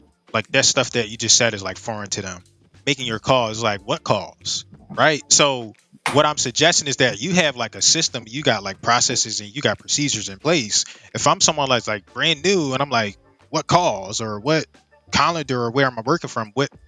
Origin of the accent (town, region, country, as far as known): Philadelphia, Pennsylvania, United States